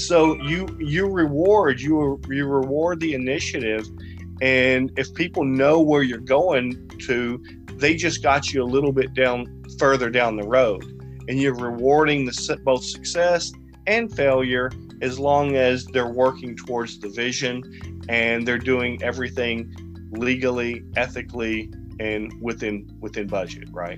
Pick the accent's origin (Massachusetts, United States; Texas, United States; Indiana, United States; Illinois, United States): Texas, United States; Sugar Land; moved away as an adult; now in California, United States; I grew up in in a uh, small town in Texas. Well, it was small then. It's about the size of Roseville now, Sugarland, Texas.